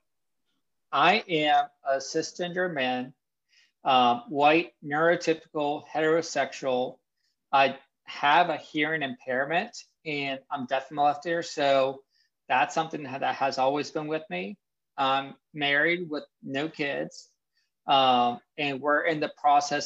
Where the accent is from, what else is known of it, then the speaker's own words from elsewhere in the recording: Pennsylvania, United States; moved away as an adult; now in Virginia, United States; I am from Pennsylvania in the middle of nowhere. And when I mean nowhere, I mean nowhere.